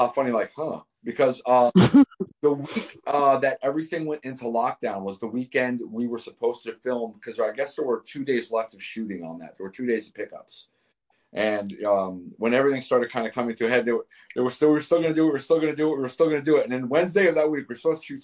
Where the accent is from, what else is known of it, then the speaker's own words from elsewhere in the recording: Northeast, United States; moved away; I'm originally from the Northeast